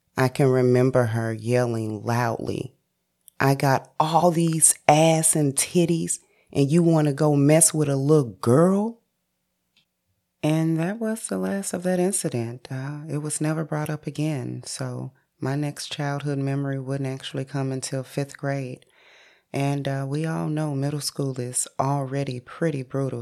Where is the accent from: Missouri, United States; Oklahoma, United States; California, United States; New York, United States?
Missouri, United States; St. Louis; born and raised in St. Louis, Missouri